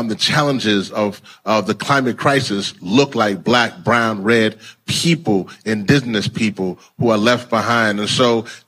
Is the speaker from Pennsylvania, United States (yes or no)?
no; Louisiana, United States; moved away; my home state, Louisiana